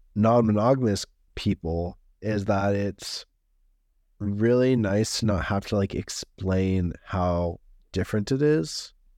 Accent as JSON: {"language": "English", "town": "Los Angeles", "region": "California", "country": "United States", "said": "me being Californian, L A, Californian"}